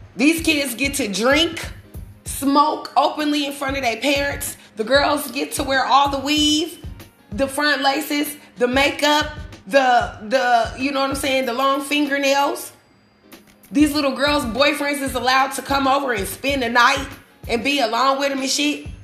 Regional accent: Omaha, Nebraska, United States; the way I grew up, I lived on 34th and Jane Street. I live in Omaha, Nebraska

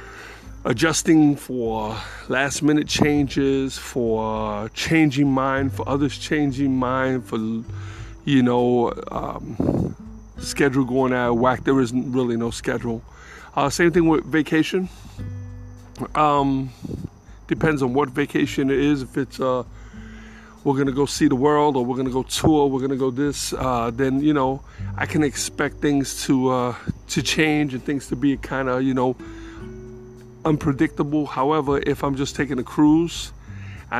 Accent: New York City, New York, United States; moved away; I'm from the Bronx

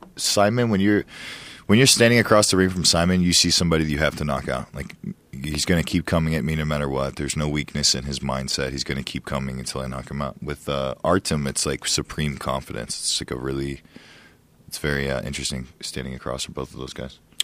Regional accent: Ohio, United States; I used to hunt all the time when I was growing up in Ohio

